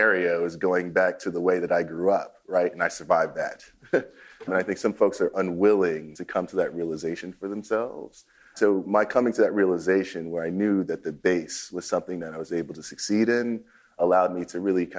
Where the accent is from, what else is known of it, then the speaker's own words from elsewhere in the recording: New York City, New York, United States; moved away; I grew up in Queens, New York